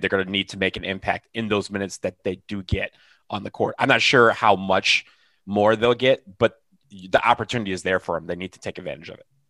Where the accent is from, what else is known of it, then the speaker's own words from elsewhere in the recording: Michigan, United States; now in Washington, D.C., United States; I'm from Michigan